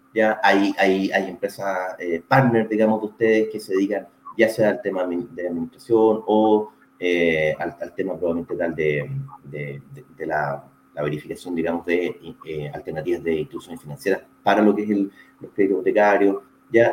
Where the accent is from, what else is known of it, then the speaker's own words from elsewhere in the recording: Santiago, Santiago Metropolitan Region, Chile; moved away as an adult; now in Puerto Montt, Chile; yo originalmente soy de Santiago, ya nací y criado en Santiago.